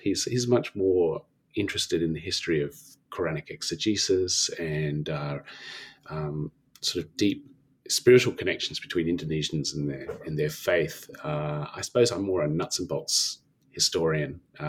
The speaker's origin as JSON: {"language": "English", "town": "Canberra", "region": "Australian Capital Territory", "country": "Australia", "tie": "born or raised there", "said": "I grew up in Canberra, in Australia"}